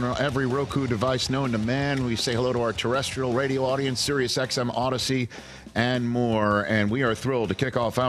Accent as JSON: {"language": "English", "town": "New York City", "region": "New York", "country": "United States", "said": "I'm from Staten Island"}